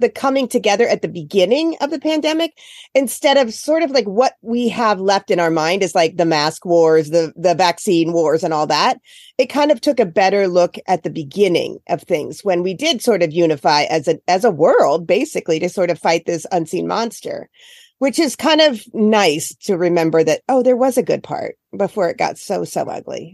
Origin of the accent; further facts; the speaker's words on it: Iowa, United States; now in Cape Cod, United States; I grew up in Iowa.